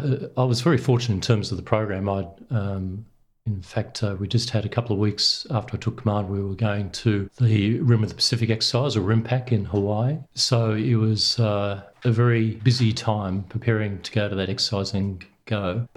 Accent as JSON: {"language": "English", "town": "Sydney", "region": "New South Wales", "country": "Australia", "tie": "born or raised there", "said": "I grew up in Sydney, and my dad had a fishing boat, then a sailing boat, and we sailed on Sydney Harbour."}